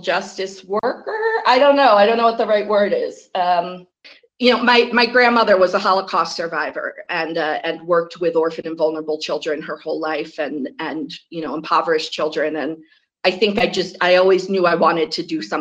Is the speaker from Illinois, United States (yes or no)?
no; Connecticut, United States; I'm coming from Connecticut, which is in kind of a funny position